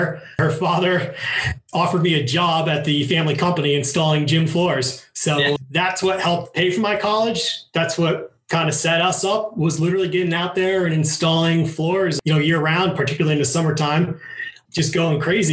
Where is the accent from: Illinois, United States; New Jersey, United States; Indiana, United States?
New Jersey, United States; Morris County; I grew up in Morris County, New Jersey